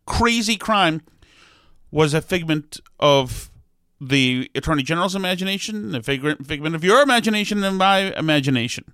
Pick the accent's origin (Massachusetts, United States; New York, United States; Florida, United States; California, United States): Massachusetts, United States; Winchester; I grew up in Winchester